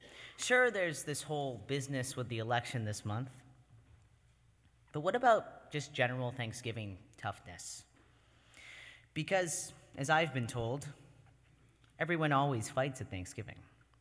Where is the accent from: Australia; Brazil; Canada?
Canada; now in United States; every single year, at least half a dozen people remember that I'm Canadian and invite me to join their family